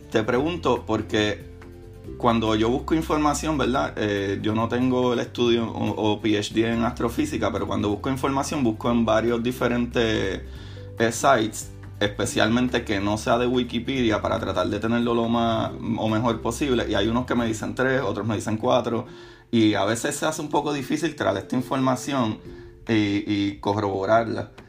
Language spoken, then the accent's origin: Spanish; Puerto Rico; now in St. Petersburg, United States; yo, de la misma manera, pues me crié en Puerto Rico, ciudad